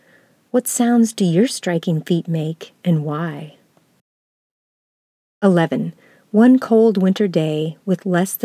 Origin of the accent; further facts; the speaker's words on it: North Carolina, United States; also born or lived in Upper Peninsula, Michigan / Virginia / Iowa / Minnesota; Maybe it's because I was born in the Upper Peninsula of Michigan and grew up in North Carolina and Virginia, then moved to Iowa, Minnesota, Southern California, Georgia, then Minnesota again.